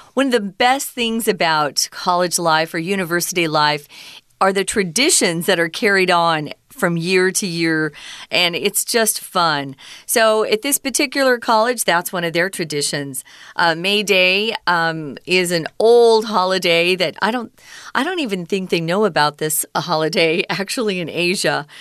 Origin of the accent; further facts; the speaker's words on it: United States; growing up in America